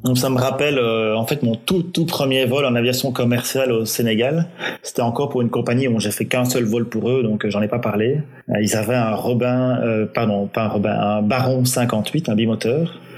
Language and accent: French; Belgium; je suis belge